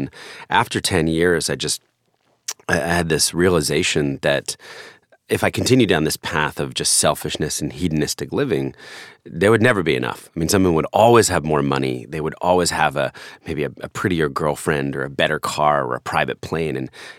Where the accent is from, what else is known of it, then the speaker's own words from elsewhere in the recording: New Jersey, United States; Well, there were really three acts to my life. I grew up in New Jersey. I was an only child in a family with a really tragic event.